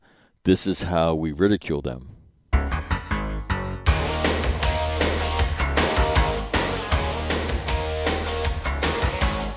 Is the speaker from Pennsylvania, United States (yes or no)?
no; California, United States; I'm from California, a native of the Golden State